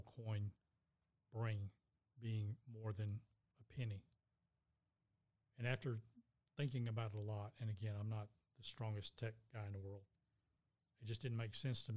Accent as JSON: {"language": "English", "country": "United States", "said": "As an American citizen"}